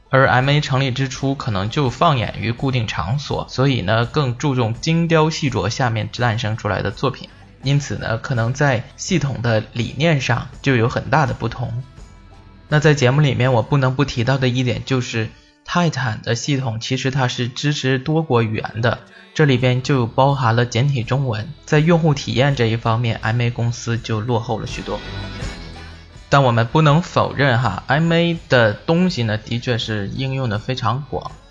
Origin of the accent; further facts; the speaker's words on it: China; 我们中国人